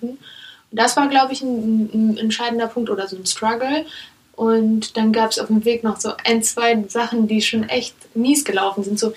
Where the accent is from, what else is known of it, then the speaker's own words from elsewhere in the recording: Germany; born there; Ich lebe in Deutschland. Ich bin in Deutschland geboren.